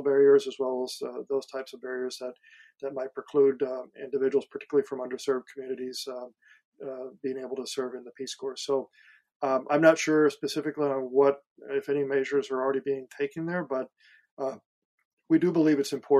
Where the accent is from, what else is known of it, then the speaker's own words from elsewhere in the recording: Missouri, United States; moved away; I've gone back to my high school in a small town of Missouri